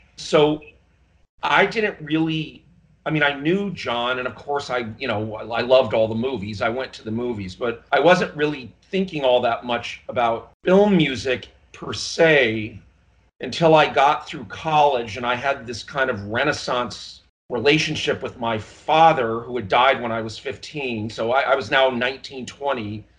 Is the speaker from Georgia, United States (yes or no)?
no; Los Angeles, California, United States; You know, I grew up in Los Angeles.